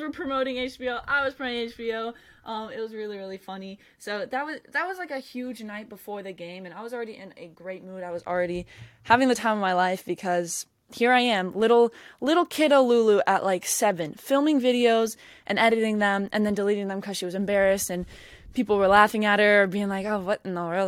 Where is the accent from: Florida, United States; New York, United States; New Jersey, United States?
Florida, United States; Jacksonville; I'm from Jacksonville.